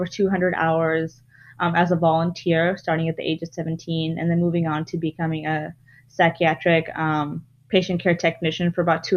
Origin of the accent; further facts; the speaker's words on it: Bangladesh; also born or lived in North Dakota / Canada; now in United States; I am from Bangladesh. That's where I was born. That's my background